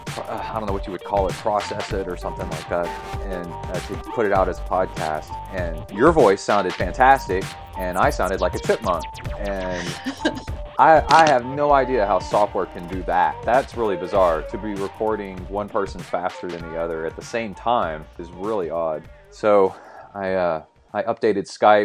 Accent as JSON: {"language": "English", "country": "United States", "tie": "born or raised there", "also_born_or_lived": "Houston, Texas", "moved": "yes", "said": "I grew up in East Tennessee, Alabama, Northern Alabama"}